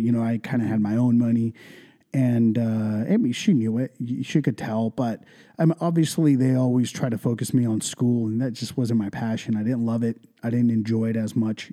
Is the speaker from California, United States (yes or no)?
yes; Ventura, California, United States; first language English and Punjabi; also born or lived in India; I was raised in East Ventura since I was about two years old. So like all I really know is Ventura County, the 805